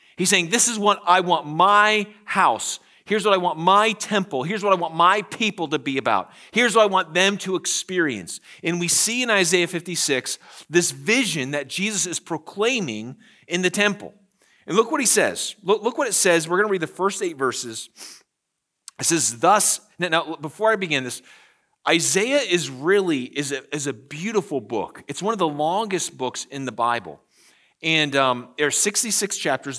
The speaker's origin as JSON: {"language": "English", "country": "United States", "said": "we, as the American church"}